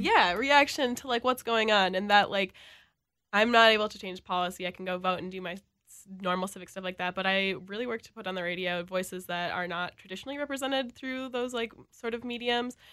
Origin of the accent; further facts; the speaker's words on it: Elk River, Minnesota, United States; now in Minneapolis, United States; I'm from, like, the North Metro in Elk River.